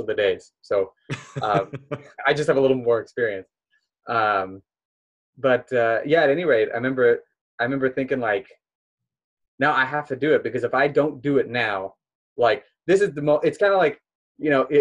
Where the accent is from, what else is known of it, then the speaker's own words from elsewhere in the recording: Omaha, Nebraska, United States; moved away; also born or lived in Israel; I'm from Nebraska originally.